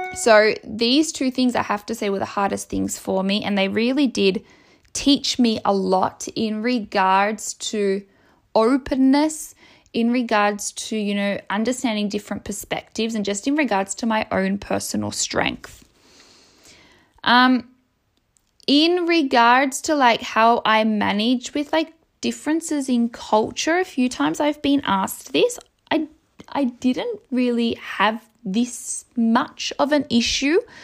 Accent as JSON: {"language": "English", "town": "Melbourne", "region": "Victoria", "country": "Australia", "tie": "born or raised there", "moved": "as an adult", "lives_now": "Rome, Italy", "said": "I, I grew up in Melbourne. Like, it's my country."}